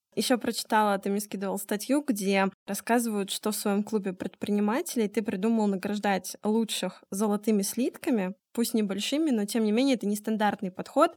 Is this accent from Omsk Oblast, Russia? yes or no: yes; Omsk, Omsk Oblast, Russia; моя малая родина, город Омск